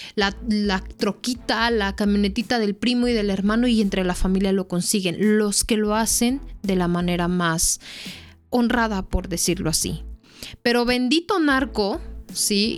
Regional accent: Mexico; uno como mexicano

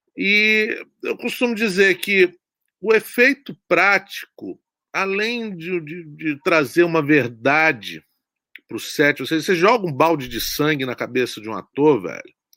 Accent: Guarapari, Espírito Santo, Brazil; eu sou do Espírito Santo, eu sou de uma cidade chamada Guarapari

